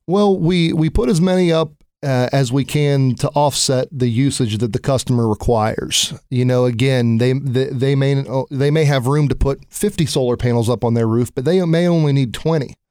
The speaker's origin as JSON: {"language": "English", "town": "Newark", "region": "Ohio", "country": "United States", "also_born_or_lived": "Cincinnati, Ohio", "said": "I'm from Newark, Ohio"}